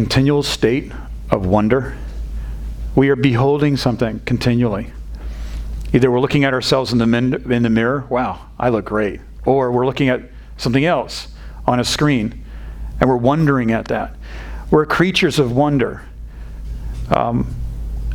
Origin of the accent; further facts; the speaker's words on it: New England, United States; now in Texas, United States; I'm not from this area of Texas. I'm not from the South. And we grew up in a very stoic part of New England.